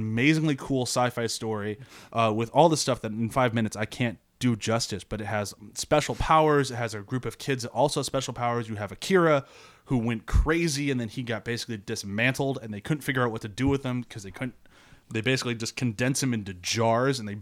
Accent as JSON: {"language": "English", "country": "United States", "said": "as an American"}